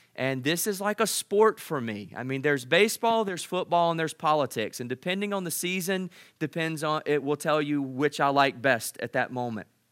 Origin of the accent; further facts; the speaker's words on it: United States; I'm so proud to be an American